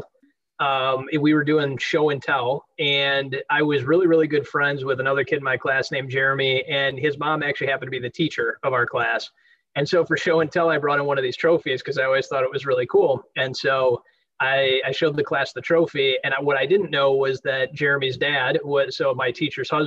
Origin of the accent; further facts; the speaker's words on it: Delafield, Wisconsin, United States; now in Nashville, United States; I grew up in Delafield, Wisconsin